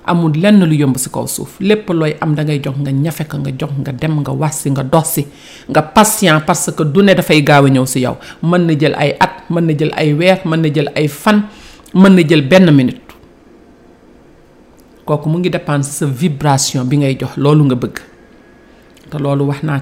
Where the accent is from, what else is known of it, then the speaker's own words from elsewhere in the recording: Senegal; man en tant que sénégalais